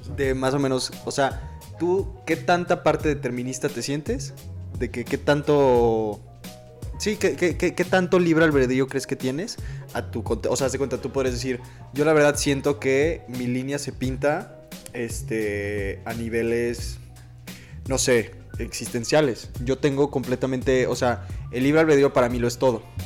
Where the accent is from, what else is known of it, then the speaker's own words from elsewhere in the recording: Mexico; first language Spanish; yo hablo español porque nací en México y no hablo alemán porque no nací en Alemania